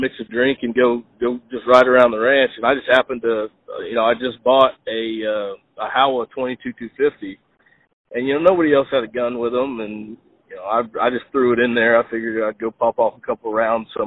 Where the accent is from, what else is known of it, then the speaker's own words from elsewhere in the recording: Spring, Texas, United States; I grew up in Spring, Texas, just out of Houston.